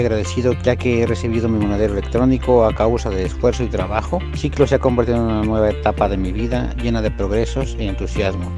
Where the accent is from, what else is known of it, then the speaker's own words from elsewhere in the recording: Huasca de Ocampo, Hidalgo, Mexico; soy de Huasca de Ocampo Hidalgo